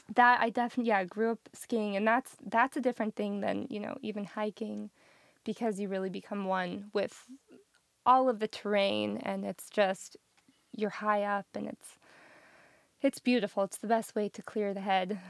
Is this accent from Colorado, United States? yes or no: yes; Colorado Springs, Colorado, United States; moved away as an adult; also born or lived in Denver; now in Nashville, United States; I grew up in Colorado Springs